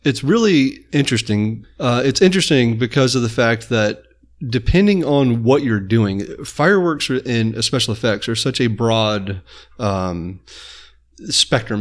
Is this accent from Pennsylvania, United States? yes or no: no; Apopka, Florida, United States; I grew up in Apopka.